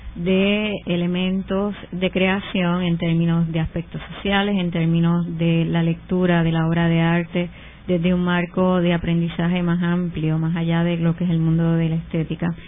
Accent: Puerto Rico; como puertorriqueñas

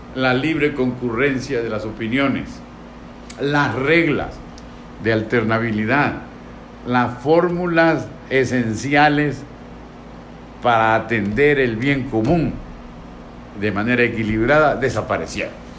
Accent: Venezuela

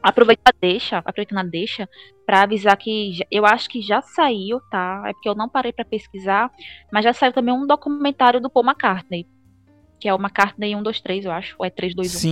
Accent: Gravatá, Pernambuco, Brazil; also born or lived in Recife; eu sou uma pessoa que não sou nascida, mas eu sou criada em Gravatá

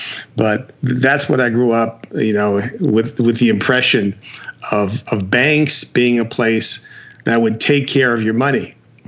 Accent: Jersey City, New Jersey, United States; moved away as an adult; now in Las Vegas, United States; I am from New Jersey. Now, which part? Jersey City, affectionately known as the armpit.

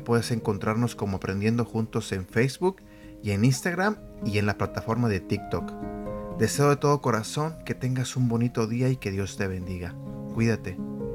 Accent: Mexico; yo soy mexicano y en México nosotros le llamamos este flojera

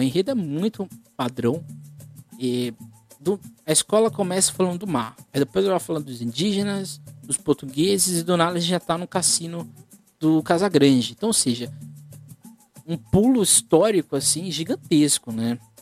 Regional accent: Guarujá, São Paulo, Brazil; eu sou do Guarujá

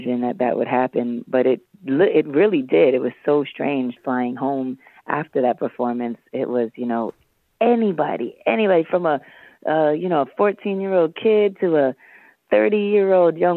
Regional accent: New York City, New York, United States; I was 18, 19, and I had these cornrows, and I was from Harlem

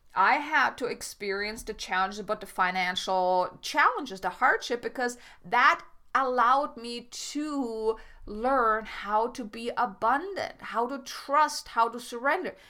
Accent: Germany; moved away as an adult; I grew up in Germany. I mean, I am German. I didn't come here until I was twenty-four, twenty-five, twenty-five.

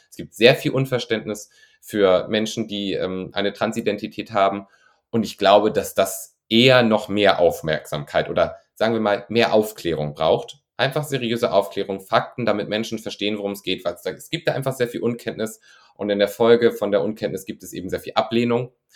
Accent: rural northern Germany, Germany; now in Cologne, Germany; Ich wohne in, ich wohne in Köln, ich bin natürlich auch für Drehs auf den großen Städten unterwegs. Das ist ein anderes Leben als da, wo ich herkomme vom norddeutschen Land

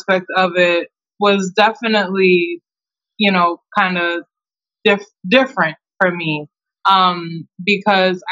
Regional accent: Taunton, Massachusetts, United States; also born or lived in Brockton, Massachusetts; I was raised in Taunton, Massachusetts

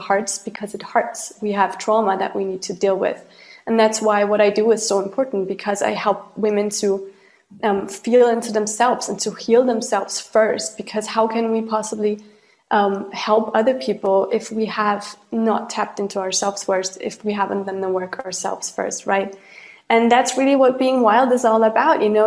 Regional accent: Austria; I grew up in Austria and Europe

